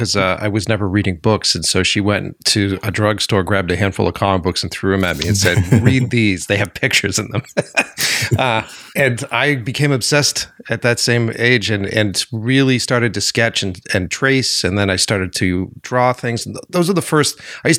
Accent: Framingham, Massachusetts, United States; I grew up in Framingham, Mass.

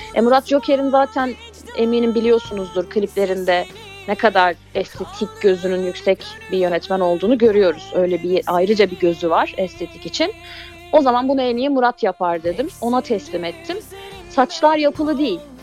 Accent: Mediterranean Region, Turkey; also born or lived in Mersin; Ben Akdenizliyim.

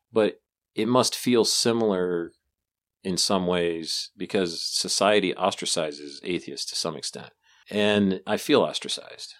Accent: United States; being born and raised in America

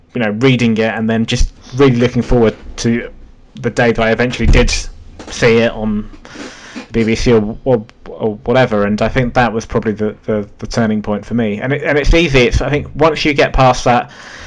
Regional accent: London, United Kingdom; being a Londoner

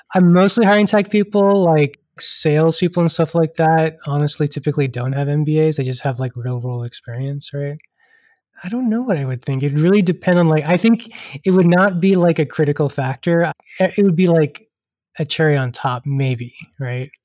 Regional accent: Houston, Texas, United States; also born or lived in Pittsburgh; I am uh, born and raised in Texas, uh, originally from Houston

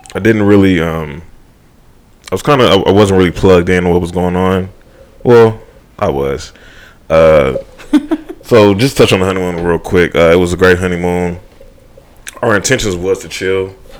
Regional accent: Houston, Texas, United States; moved away; I am from Houston

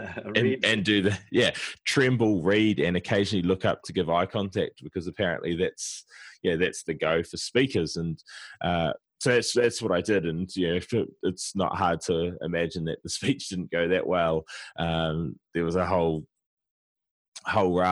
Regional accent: New Zealand; now in Brisbane, Australia; I live in Brisbane, Australia. I'm originally from New Zealand

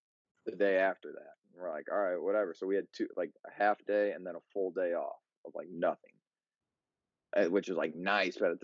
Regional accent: Munster, Indiana, United States; now in Valparaiso, United States; I'm from Munster, Indiana. Now I live out in Valpo

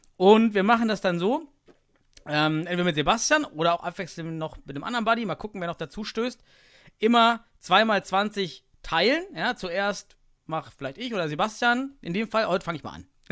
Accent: East Germany, Germany; ich komme aus dem Osten

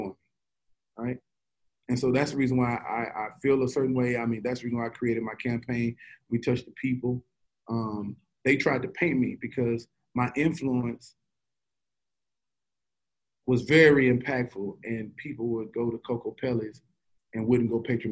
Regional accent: Shreveport, Louisiana, United States; born or raised there

